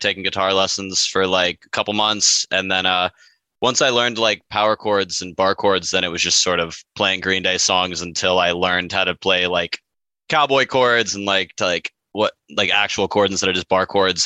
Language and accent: English; Lake City, Florida, United States; I grew up uh, just north of Gainesville in a small little town called Lake City